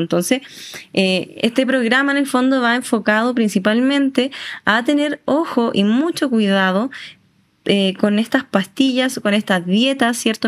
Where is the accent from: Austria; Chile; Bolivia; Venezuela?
Chile; como chilenos siempre estamos full disfrutando